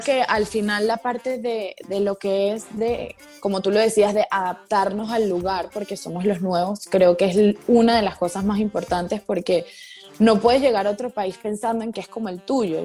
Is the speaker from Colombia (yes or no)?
no; Caracas, Capital District, Venezuela; moved away as an adult; also born or lived in Santa Barbara, California / New York; now in Panama; yo soy de Venezuela, allá estudié la universidad